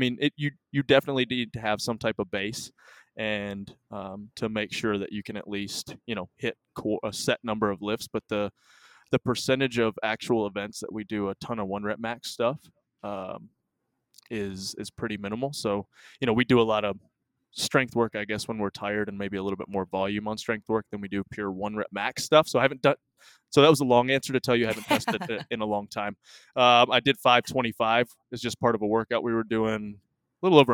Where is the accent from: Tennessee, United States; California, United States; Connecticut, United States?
Tennessee, United States; Cookeville; also born or lived in Michigan; I was 4 and a half when we moved to Tennessee